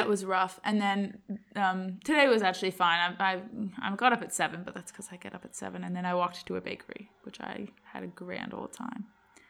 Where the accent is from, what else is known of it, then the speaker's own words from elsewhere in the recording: Scotland, United Kingdom; Yeah, I'm Presbyterian because I'm from Scotland.